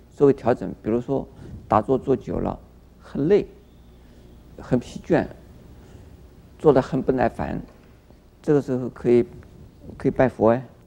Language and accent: Chinese; Taiwan; 我们台湾人什么都喜欢吃